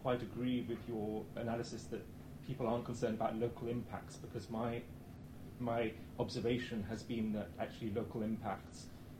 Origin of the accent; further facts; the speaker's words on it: London, United Kingdom; I come from West London